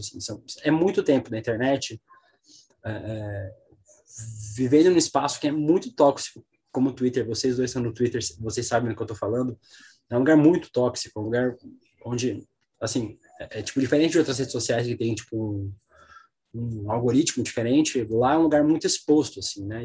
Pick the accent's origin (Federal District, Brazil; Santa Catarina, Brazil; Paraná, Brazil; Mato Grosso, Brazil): Santa Catarina, Brazil; Balneário Camboriú; moved away; also born or lived in São Paulo; eu sou de São Paulo, mas eu cresci em Santa Catarina, eu cresci em Balneário Camboriú